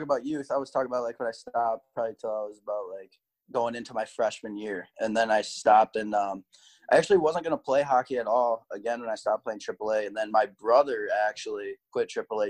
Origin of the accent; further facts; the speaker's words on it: Saginaw, Michigan, United States; when I was growing up in Saginaw